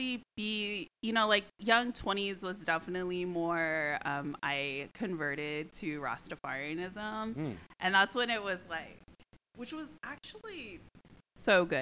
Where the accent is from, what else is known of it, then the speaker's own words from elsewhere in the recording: Missouri, United States; I grew up in Missouri in the Midwest.